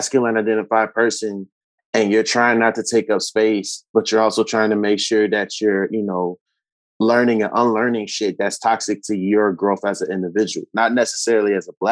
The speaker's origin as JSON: {"language": "English", "town": "Chicago", "region": "Illinois", "country": "United States", "tie": "born or raised there", "said": "I'm born and raised in Chicago"}